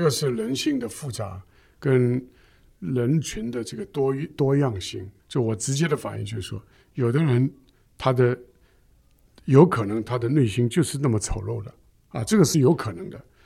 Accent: China; 我们中国人

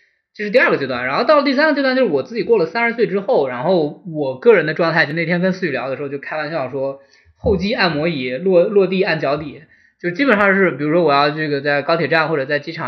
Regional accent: northern China, China; moved away as an adult; now in Guangdong, China; 我作为一个北方人，

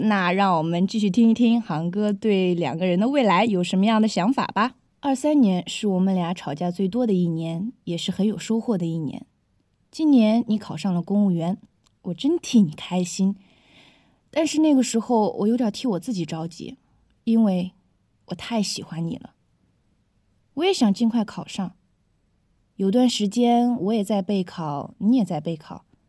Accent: China; 我们中国人

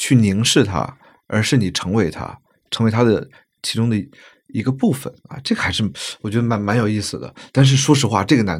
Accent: Beijing, China; 我说我来自北京嘛

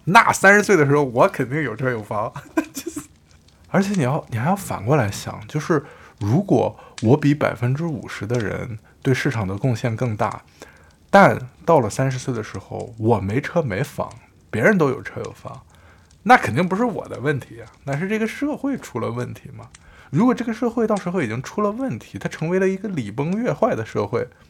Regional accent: Korla, Xinjiang, China; also born or lived in Beijing; now in Shenzhen, China; 一个库尔勒的小男孩儿，怎么一下子变成了一个在深圳租房的中年人

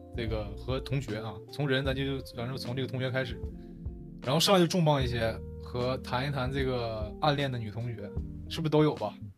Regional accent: Northeast China, China; accent: Northeastern Mandarin; 我们东北话讲，扯犊子

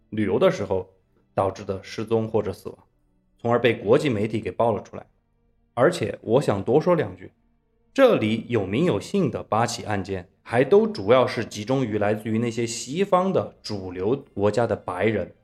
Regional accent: China; 咱们都是中国人

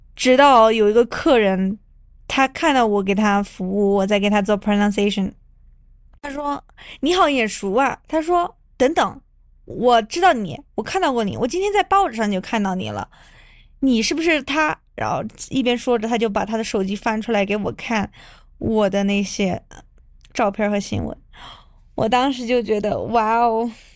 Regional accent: China; 我们中国人

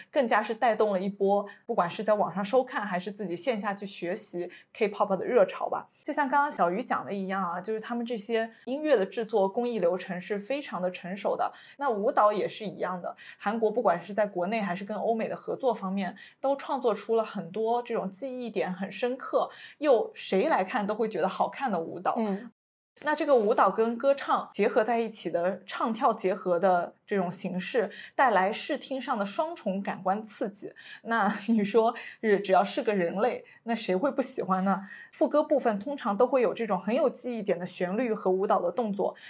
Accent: China; 作为一个中国人

